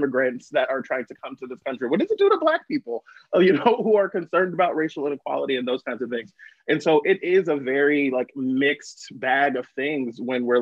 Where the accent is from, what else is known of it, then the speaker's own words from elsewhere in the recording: Bay Area, California, United States; I was born in the same hospital as Kamala Harris, right? Like, so we are both from the Bay Area